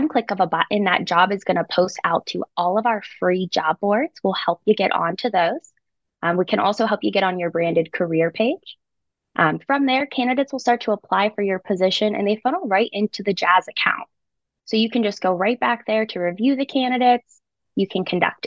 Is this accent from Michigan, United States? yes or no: no; Pittsburgh, Pennsylvania, United States; I'm from Pittsburgh, Pennsylvania, born and raised